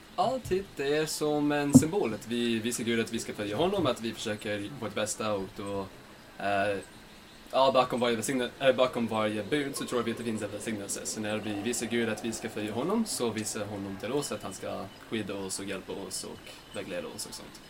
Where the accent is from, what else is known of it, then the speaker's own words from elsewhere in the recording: Layton, Utah, United States; Swedish is a second language; moved away as an adult; now in Sweden; Jag kommer ifrån uh, Layton, Utah i USA